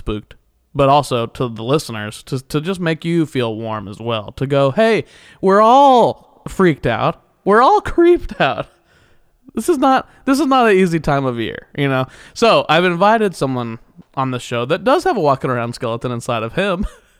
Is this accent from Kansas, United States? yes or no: yes; Kansas, United States; There's a lot of boredom in the Midwest. I'm from Kansas, so home of BTK.